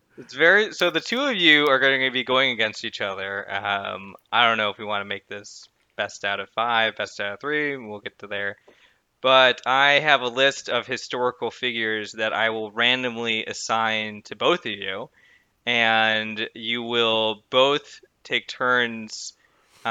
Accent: Buffalo, New York, United States; moved away; I'm from Buffalo, New York

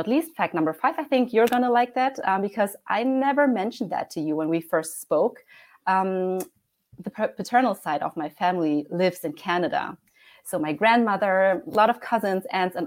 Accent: Germany; also born or lived in Heidelberg, Germany; I was born and raised in Germany, and I currently live in a lovely city called Heidelberg

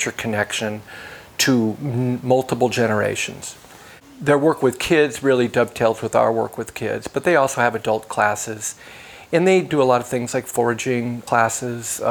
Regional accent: South Bend, Indiana, United States; also born or lived in Bloomington, Indiana / Rocky Ripple, Indiana; Born and raised in South Bend, Indiana

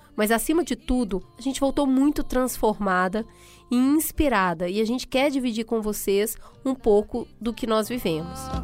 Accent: Minas Gerais, Brazil; Eu nasci em Minas

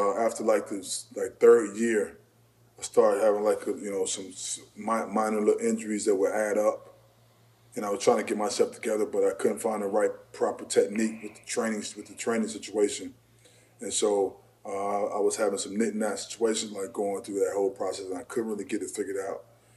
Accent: Port Jervis, New York, United States; I was raised in Port Jervis, New York.

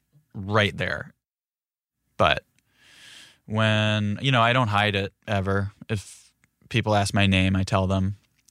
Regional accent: Philadelphia, Pennsylvania, United States; Sometimes I'll be like, oh, I'm from Philadelphia

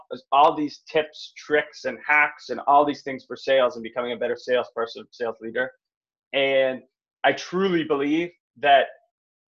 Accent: North Vancouver, British Columbia, Canada; I grew up in North Vancouver, middle class family

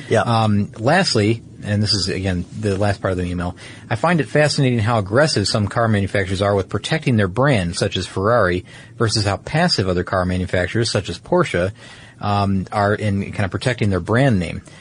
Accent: California, United States; and here in my home state of California, it's registered as a special construction vehicle.

